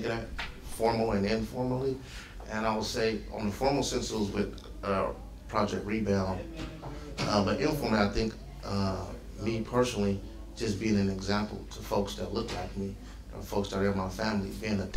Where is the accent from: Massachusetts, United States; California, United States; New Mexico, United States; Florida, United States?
California, United States; Oakland; moved away; also born or lived in Sacramento; I'm from West Oakland, and we moved to Sacramento